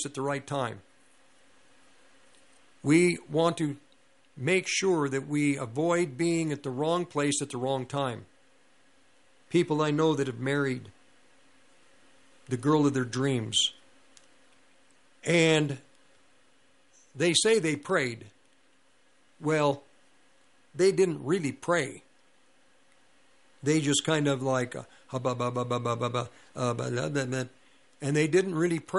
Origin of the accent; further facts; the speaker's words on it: Longmont, Colorado, United States; also born or lived in Denver; I grew up in Longmont